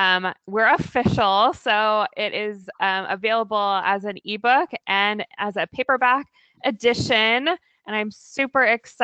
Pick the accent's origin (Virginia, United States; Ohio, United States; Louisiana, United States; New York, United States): Virginia, United States; also born or lived in California / Oregon / Maryland; now in Portland, United States; I grew up in Virginia, but we moved to the West Coast